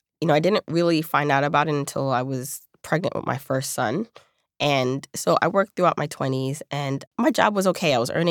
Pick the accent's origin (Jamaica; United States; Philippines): Jamaica; born there; I was born in Jamaica, the island, and she came here to provide a better life for me.